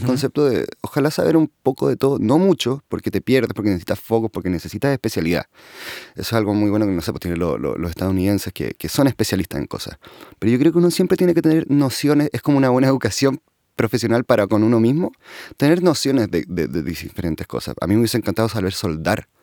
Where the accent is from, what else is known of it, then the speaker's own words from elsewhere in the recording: Santiago, Santiago Metropolitan Region, Chile; sé dónde nací, en Santiago.